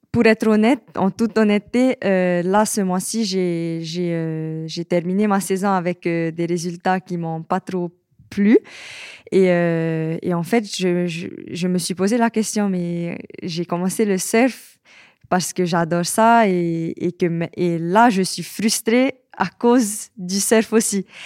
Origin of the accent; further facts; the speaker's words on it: French Polynesia; j'ai 23 ans. Je suis de Tahiti et je suis surfeuse professionnelle. Euh, voilà, et je suis euh, actuellement sur Paris